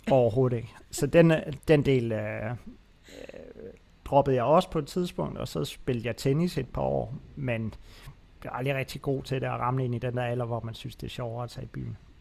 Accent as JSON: {"language": "Danish", "town": "Aarhus", "region": "Central Denmark Region", "country": "Denmark", "tie": "born or raised there", "said": "Jeg er en af de få mennesker, tror jeg, der er født og opvokset i Aarhus."}